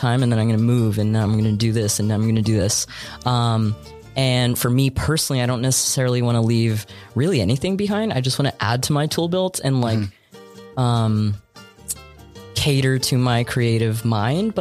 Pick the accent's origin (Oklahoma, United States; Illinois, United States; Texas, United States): Texas, United States; Brownsville; moved away as an adult; also born or lived in San Antonio, Texas / Puerto Rico (ancestry); now in Austin, United States; I was born in San Antonio, and then fourth grade, I moved down to Brownsville, the Valley. I stayed down there till... I graduated from high school